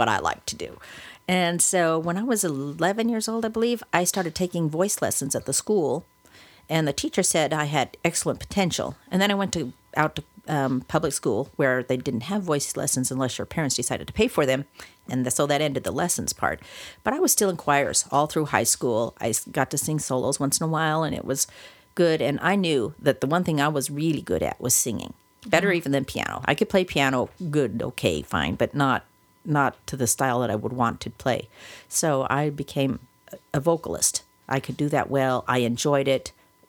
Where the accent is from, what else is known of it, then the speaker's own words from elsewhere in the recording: Wyoming, United States; also born or lived in Utah / Oklahoma; now in California, United States; I come from Wyoming and Utah, and I went to school in Oklahoma